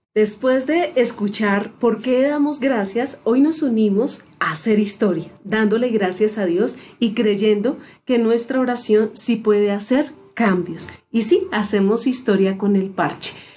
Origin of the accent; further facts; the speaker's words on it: Colombia; nuestra Colombia